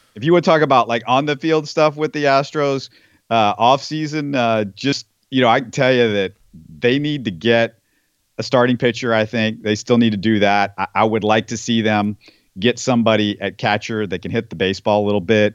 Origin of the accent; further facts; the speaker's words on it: Houston, Texas, United States; I grew up in Houston